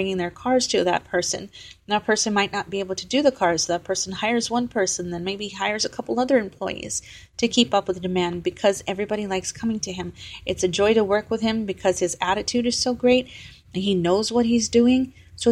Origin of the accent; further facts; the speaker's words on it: Texas, United States; I was from Texas